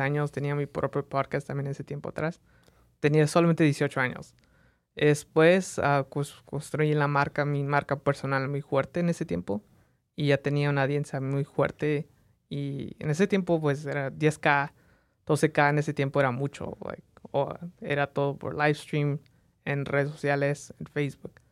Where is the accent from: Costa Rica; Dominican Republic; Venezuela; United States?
United States; Las Vegas, Nevada; also born or lived in Mexico; nací en México, vine a Las Vegas a, las, a los tres años de edad, entonces crecí en Las Vegas